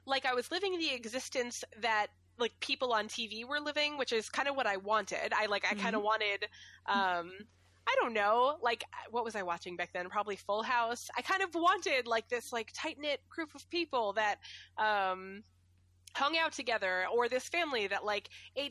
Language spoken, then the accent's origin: English; Ware, Massachusetts, United States; also born or lived in New Braintree, Massachusetts; I moved from Ware to New Braintree